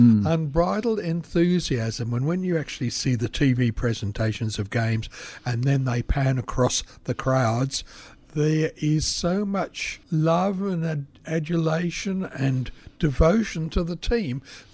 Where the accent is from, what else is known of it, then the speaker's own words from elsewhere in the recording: Australia; We in Australia